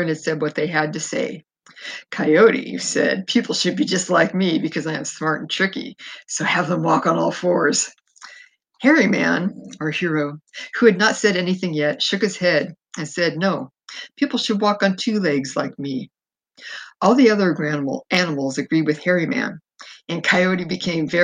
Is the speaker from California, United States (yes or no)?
yes; Fresno, California, United States; I was born in Fresno. I still have family there